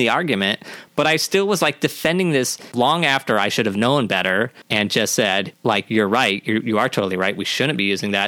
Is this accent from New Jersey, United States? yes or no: no; Missouri, United States; Growing up in Missouri, there was an Indian population